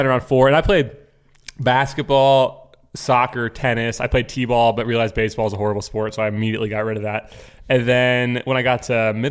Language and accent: English; Florida, United States; I grew up in Florida